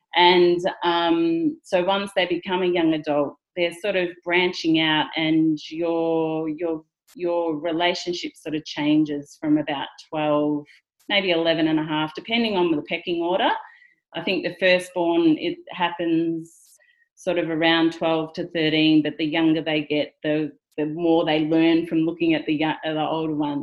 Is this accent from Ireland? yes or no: no; rural Victoria, Australia; I just pretty much grew up in rural Victoria at the regular high school